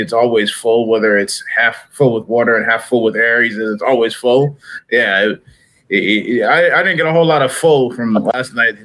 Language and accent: English; New England, United States; now in Kansas City, United States; I grew up in New England